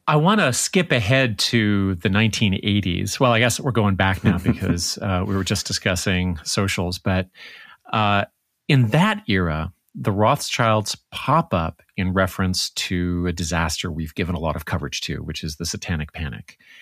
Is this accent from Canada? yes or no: yes; Canada; the Canadian on staff